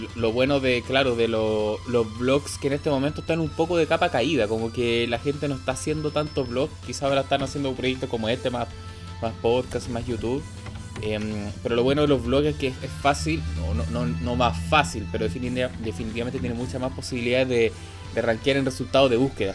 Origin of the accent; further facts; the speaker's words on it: Santiago, Santiago Metropolitan Region, Chile; yo soy de Santiago